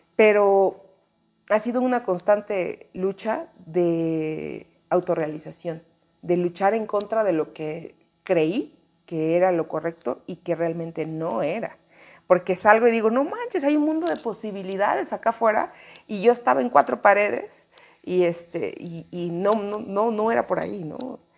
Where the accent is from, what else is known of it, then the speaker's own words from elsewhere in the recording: Chiapas, Mexico; moved away as an adult; now in Mexico City, Mexico; soy de Chiapas y nunca he querido soltar mi código postal